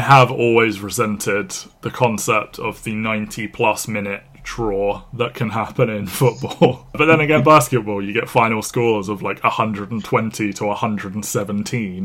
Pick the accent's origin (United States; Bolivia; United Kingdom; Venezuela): United Kingdom; we are British